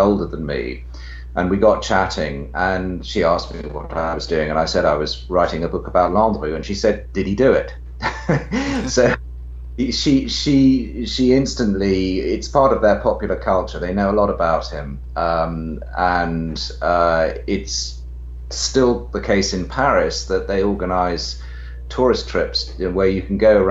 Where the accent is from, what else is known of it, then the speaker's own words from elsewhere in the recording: United Kingdom; now in London, United Kingdom; I'm a British writer. I'm based here in London